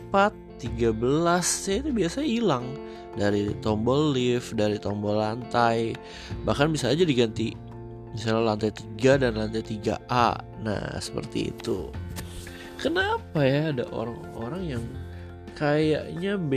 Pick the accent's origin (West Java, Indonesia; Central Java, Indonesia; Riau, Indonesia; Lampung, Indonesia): Central Java, Indonesia; Purbalingga; Dan ini nomor juga rumah orang tua gue waktu kecil di Purbalingga.